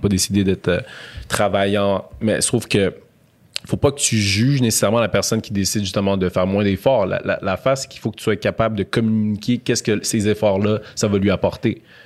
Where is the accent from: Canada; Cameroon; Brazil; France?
Canada; Montreal, Quebec; j'ai grandi à Montréal-Nord